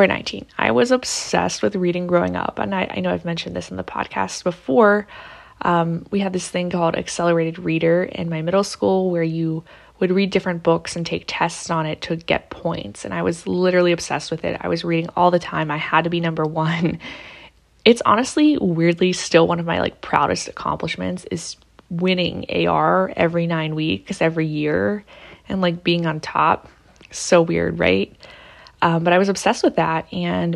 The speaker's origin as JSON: {"language": "English", "town": "Pittsburgh", "region": "Pennsylvania", "country": "United States", "said": "I'm from Pittsburgh"}